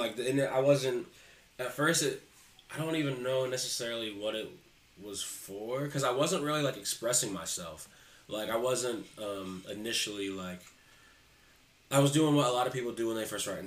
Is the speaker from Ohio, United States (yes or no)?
yes; Columbus, Ohio, United States; also born or lived in Upper Arlington, Ohio; I moved from Upper Arlington over to Columbus, like, well, my family moved from Upper Arlington to Columbus City Schools